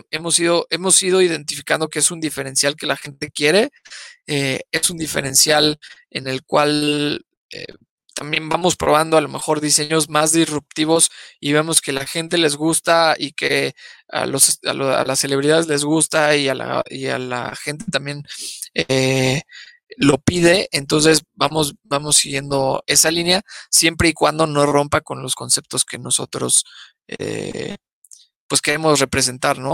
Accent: Mexico; los, primeros enemigos de los mexicanos somos los mexicanos

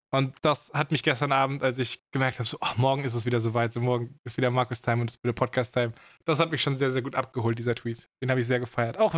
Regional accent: Baden-Württemberg, Germany; accent: Swabian; Also ich maße mir an, dass ich schon ganz gut meine schwäbischen Wurzeln hinter mir gelassen habe.

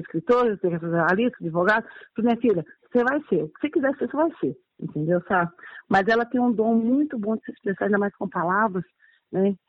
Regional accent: Belo Horizonte, Minas Gerais, Brazil; also born or lived in Brasília; Eu sou nascida aqui em BH mesmo, tá? Sim. É, sou aqui, sou moradora do aglomerado da Serra

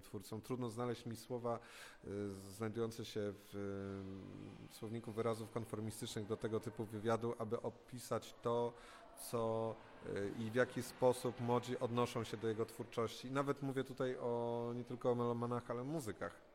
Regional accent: Krzycko Wielkie, Greater Poland, Poland; pochodzę z Krzycka Wielkiego, z gmina Włoszakowice, w Wielkopolsce

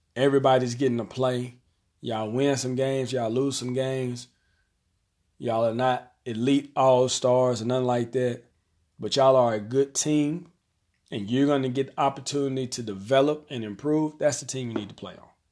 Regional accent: Arkansas, United States; here in my hometown, we have one public high school

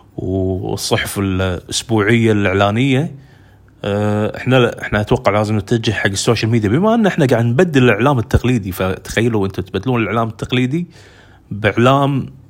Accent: Kuwait; أنا مثلاً عندنا بالكويت

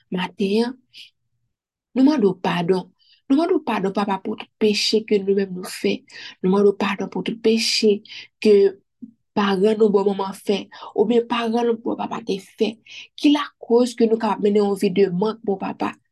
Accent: Haiti

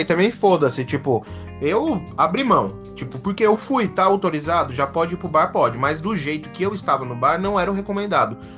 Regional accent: Brazil; como a gente é brasileiro

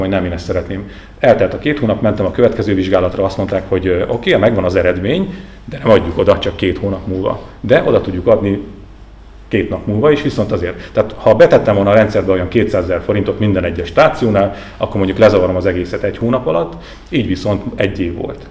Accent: native region near Erdőhorváti, Borsod-Abaúj-Zemplén, Hungary; moved away; a szülőföldem környékén nyilván ott vannak mi kapcsolataim

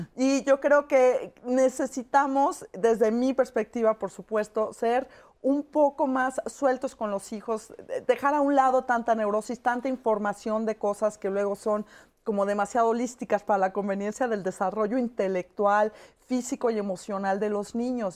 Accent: Chihuahua, Mexico; somos de Chihuahua

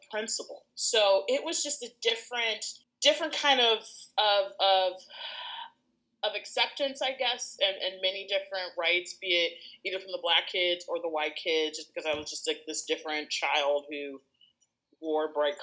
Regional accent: Lansing, Michigan, United States; also born or lived in Chicago, Illinois; I am from Lansing, Michigan. Back home, we call it the Lansing area. So, I am from the Mitten, born and raised

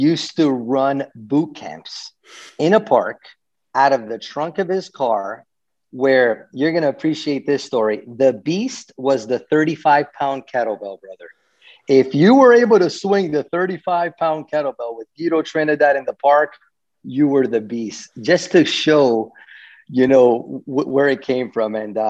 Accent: Venezuela; born there; also born or lived in Miami; I was born in Venezuela and lived in Miami for almost 30 years.

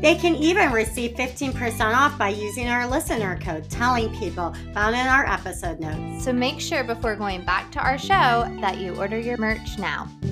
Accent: Northern Virginia, United States; I'm from Northern Virginia

